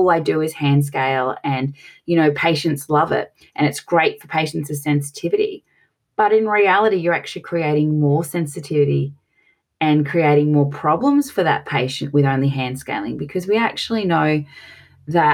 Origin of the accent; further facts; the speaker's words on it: Australia; accent: Australian; as you can tell from my piercing accent, I'm from Australia